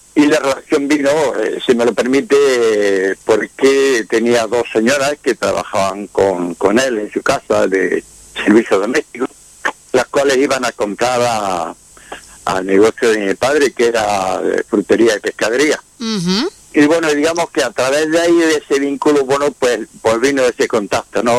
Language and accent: Spanish; Quesada, Andalusia, Spain; soy de Jaén, la provincia de Jaén, de Quesada.